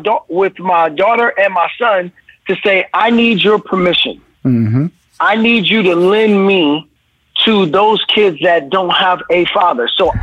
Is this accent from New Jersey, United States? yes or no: no; Brooklyn, New York, United States; So for me, I know that as a kid growing up in Brooklyn, I was impacted greatly when people took the time to invest energy in me.